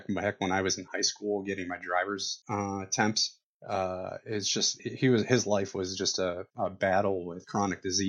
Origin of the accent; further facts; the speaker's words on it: Toledo, Ohio, United States; I was working at a physical therapy practice here in my hometown, Toledo, Ohio